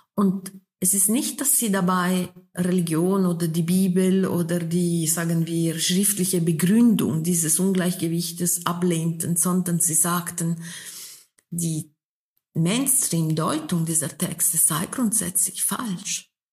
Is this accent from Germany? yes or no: no; Switzerland; wir sind ja beide in der Schweiz geboren, Frau Höpflinger und ich.